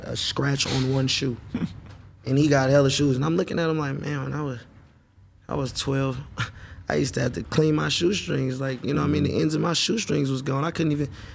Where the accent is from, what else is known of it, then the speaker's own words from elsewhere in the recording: Oakland, California, United States; also born or lived in Atlanta; I'm from Oakland